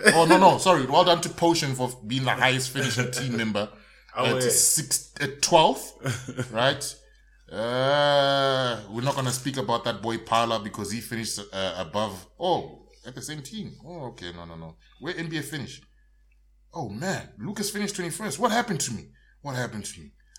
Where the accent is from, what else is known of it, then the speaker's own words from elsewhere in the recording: Limpopo, South Africa; I'm from Venda.